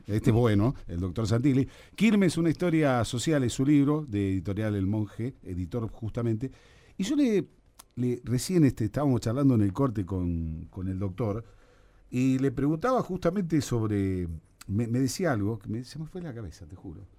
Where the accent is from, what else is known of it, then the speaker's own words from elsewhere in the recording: Buenos Aires, Argentina; moved away as an adult; now in Quilmes, Argentina; también soy porteño, vine ya a los 20 años